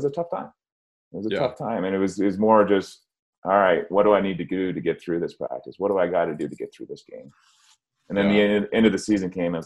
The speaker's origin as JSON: {"language": "English", "town": "Toronto", "region": "Ontario", "country": "Canada", "tie": "born or raised there", "moved": "as an adult", "lives_now": "Colorado, United States", "said": "growing up in Toronto"}